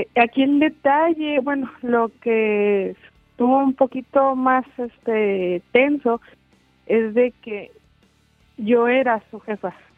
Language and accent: Spanish; Durango, Mexico; now in Chihuahua, Mexico; yo no soy de Chihuahua. Yo vivo en Chihuahua, yo soy de Durango.